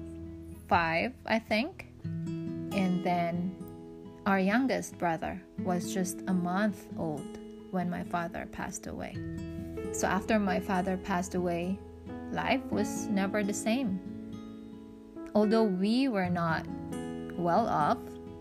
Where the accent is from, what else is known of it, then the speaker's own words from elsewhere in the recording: Mindanao, Philippines; moved away as an adult; also born or lived in Luzon; now in China; I'm from the Philippines. I was born and raised in Mindanao